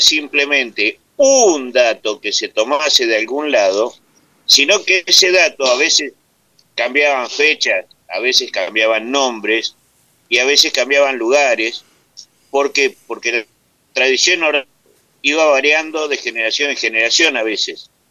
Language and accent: Spanish; Argentina; soy vasco nacido en Argentina